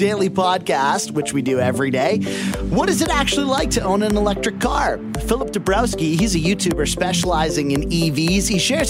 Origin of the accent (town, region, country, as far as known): Canada